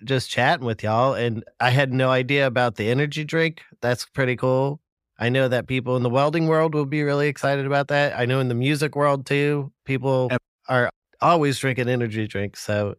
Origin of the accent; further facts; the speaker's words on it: Denver, Colorado, United States; now in Greensboro, United States; I grew up in Colorado. I only had John Elway was like the best quarterback we ever had in Denver. And that's where I'm from originally.